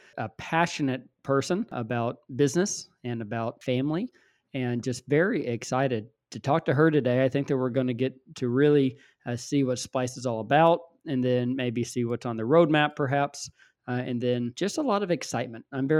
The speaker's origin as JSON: {"language": "English", "town": "Waco", "region": "Texas", "country": "United States", "said": "I'm from Waco, uh-huh."}